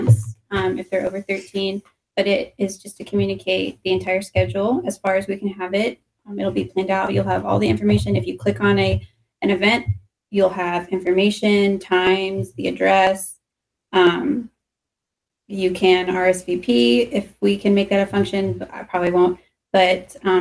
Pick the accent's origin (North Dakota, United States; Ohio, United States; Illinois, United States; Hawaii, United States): Ohio, United States; Northeast; I grew up in Northeast Ohio